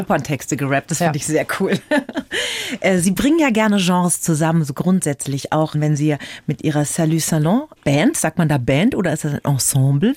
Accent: Bavaria, Germany; bei uns in Bayern

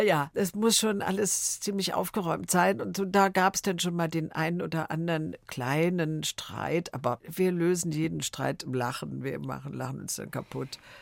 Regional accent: Berlin, Germany; also born or lived in Wrocław (Breslau), Poland; ich bin 44 geboren in Breslau und ich war ein Jahr alt, meine Schwester war zwei Jahre alt und wir sind dann geflüchtet aus Breslau in letzter Minute nach Berlin

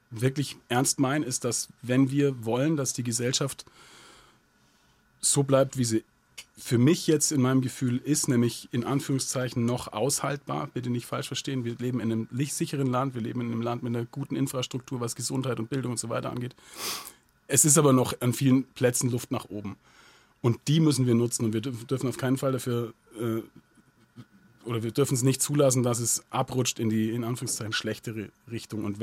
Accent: Southern Germany, Germany; Also es ist ja ein katholischer Gottesdienst und ich bin als Protestantenkind in Süddeutschland groß geworden.

